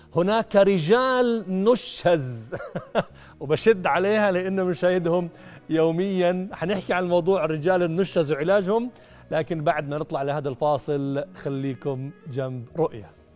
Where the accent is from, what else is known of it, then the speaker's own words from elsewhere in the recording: Jordan; عندنا في الأردن